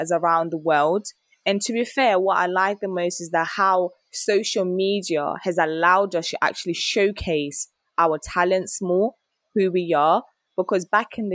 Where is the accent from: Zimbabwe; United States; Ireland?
Zimbabwe; moved away; growing up in Zimbabwe